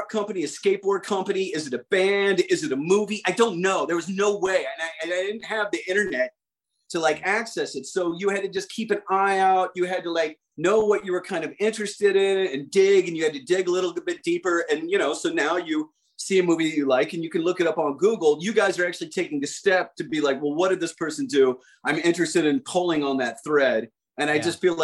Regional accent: Midwest, United States; moved away; I grew up in the Midwest in the 1980s

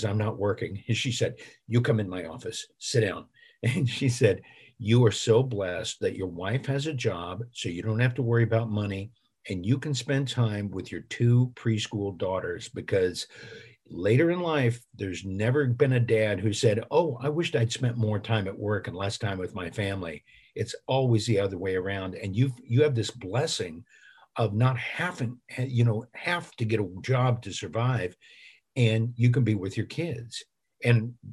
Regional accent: Illinois, United States; now in Los Angeles, United States; my hometown

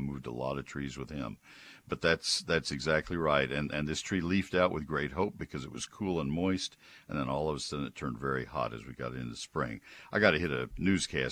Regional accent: College Station, Texas, United States; I grew up in College Station.

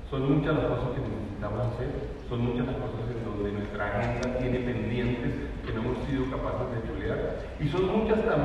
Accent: Colombia

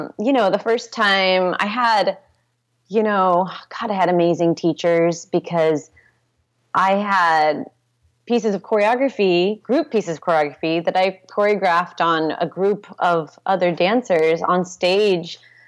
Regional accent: Portland, Oregon, United States; born there; I was born in Portland, Oregon.

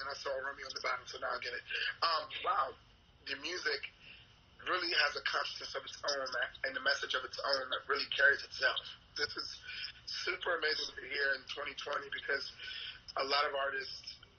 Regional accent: United States; now in New York, United States; I'm from America

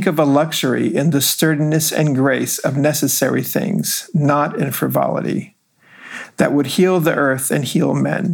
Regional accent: Israel; moved away as an adult; also born or lived in Los Angeles, California, United States; now in United States; my experiences growing up in Israel

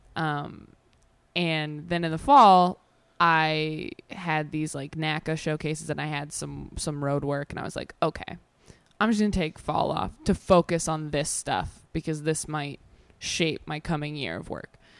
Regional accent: Temecula, California, United States; also born or lived in Modesto, California; I grew up in Modesto, and then we moved to Temecula

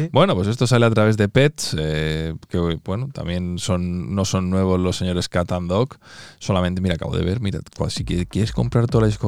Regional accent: Mexico; que soy mexicano

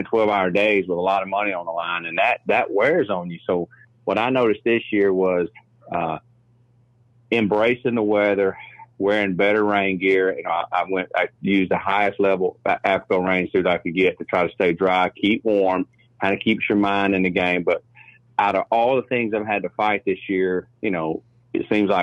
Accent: Guntersville, Alabama, United States; I'm from Gunnersville, Alabama. Live right here on the lake.

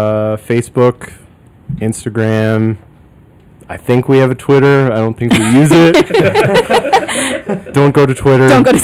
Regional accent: upstate New York, United States; now in Chicago, United States; I'm from upstate New York originally.

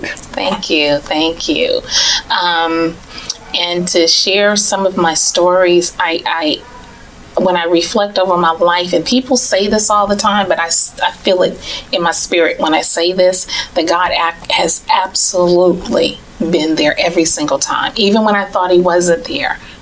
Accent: Tallahassee, Florida, United States; moved away; I am originally from Tallahassee, but I've lived in other states and abroad. And um, I returned back to Tallahassee

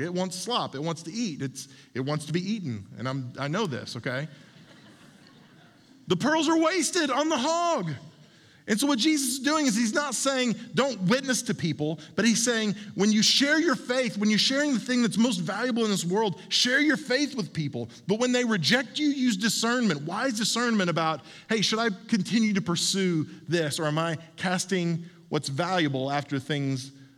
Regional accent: Oklahoma, United States; when I was a kid growing up in Oklahoma

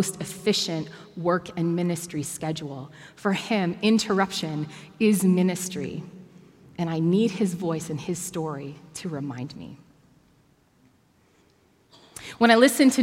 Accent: Bracebridge, Ontario, Canada; now in Toronto, Canada; I grew up in Bracebridge, which is a very small and at that time dominantly white town

